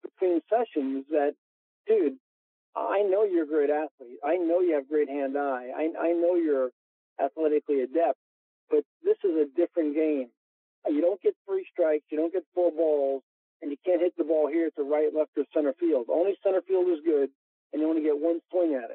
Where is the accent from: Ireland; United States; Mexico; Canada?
United States; New York; I am a New Yorker